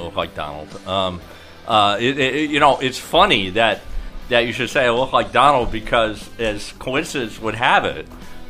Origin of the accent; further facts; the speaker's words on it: Rhode Island, United States; born there; now in California, United States; A back east guy. I've lived out in California for 20 years. I was born in Rhode Island, Irish Catholic family.